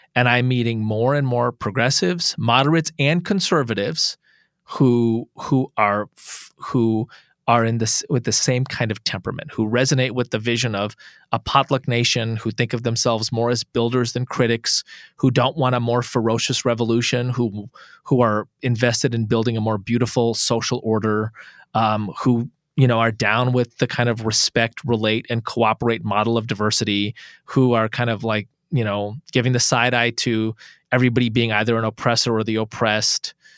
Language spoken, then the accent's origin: English; United States; I'm an American is smiley Muslim of Indian descent